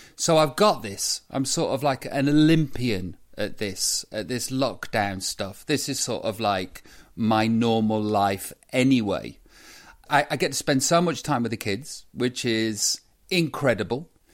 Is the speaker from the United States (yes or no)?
no; Stoke-on-Trent, West Midlands, United Kingdom; moved away; I come from Stoke. I love my hometown